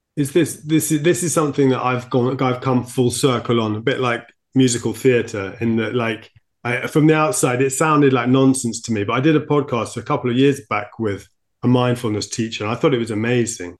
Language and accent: English; United Kingdom; I'm, I'm too British